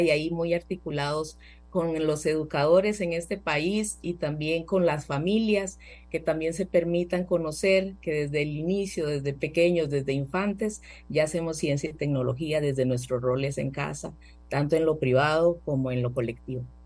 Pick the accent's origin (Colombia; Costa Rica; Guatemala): Costa Rica; soy una ciudadana costarricense